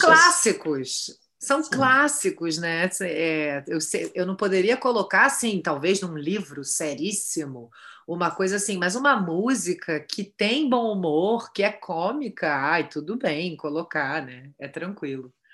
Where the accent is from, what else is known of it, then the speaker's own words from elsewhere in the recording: Rio de Janeiro, Brazil; Eu estudei a vida toda na Tijuca, eu morei, sei lá, 30 33 anos na Tijuca, nasci na Tijuca